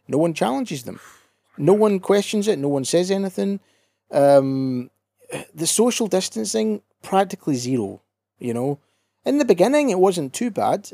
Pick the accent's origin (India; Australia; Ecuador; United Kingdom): United Kingdom; Scotland